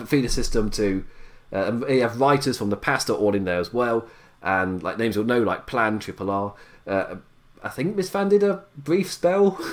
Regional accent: England, United Kingdom; I'm English

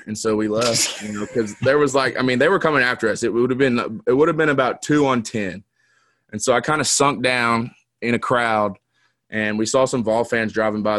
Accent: Knoxville, Tennessee, United States; growing up in Knoxville

